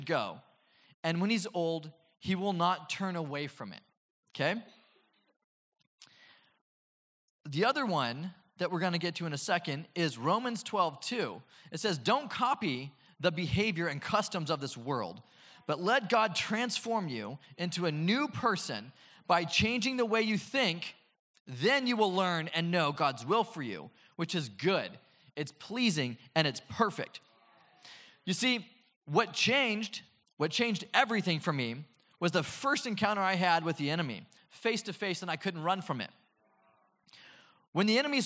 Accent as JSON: {"language": "English", "town": "Oceanside", "region": "California", "country": "United States", "tie": "born or raised there", "said": "I grew up in Oceanside"}